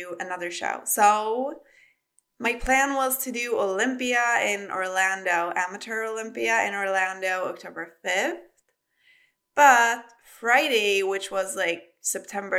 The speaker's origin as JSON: {"language": "English", "country": "Sweden", "also_born_or_lived": "Spain", "accent": "Swedish", "second_language": "English", "moved": "yes", "said": "I'm not a native English speaker, so excuse some of my errors, and I hope you will enjoy my lovely Swedish accent."}